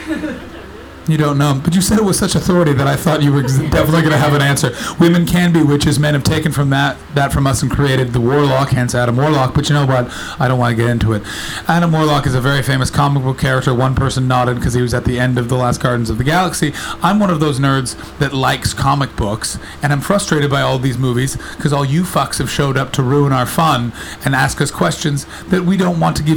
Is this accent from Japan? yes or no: no; Canada; accent: North American; now in United Kingdom; I'm not from Britain, I'm Canadian